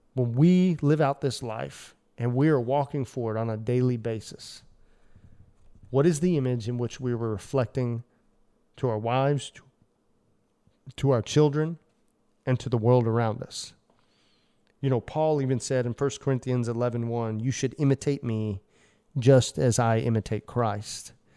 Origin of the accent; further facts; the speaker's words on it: United States; as an American male